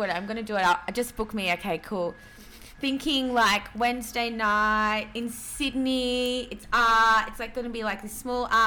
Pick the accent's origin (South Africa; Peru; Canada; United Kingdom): Peru; obviously I'm Latin American. I'm from Peru.